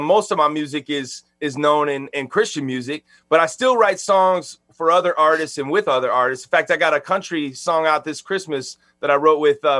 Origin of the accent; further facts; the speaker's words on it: Chicago, Illinois, United States; now in Nashville, United States; I live in Nashville, just about 10 minutes from Music Row, and I'm originally from Chicago, Illinois